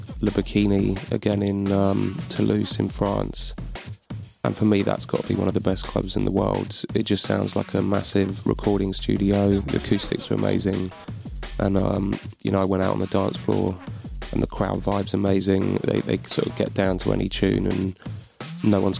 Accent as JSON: {"language": "English", "region": "London", "country": "United Kingdom", "moved": "as an adult", "lives_now": "Bristol, United Kingdom", "said": "I am from London, but I've been up here about 10 years now"}